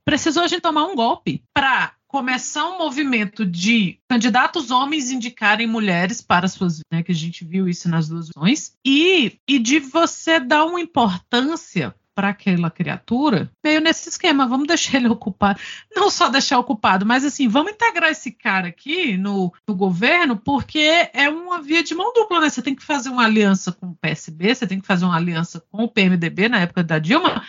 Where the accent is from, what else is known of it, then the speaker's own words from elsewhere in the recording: Brasília, Federal District, Brazil; enquanto brasiliense, pessoas de Brasília vão se lembrar que a gente teve o Roriz aqui por muitos anos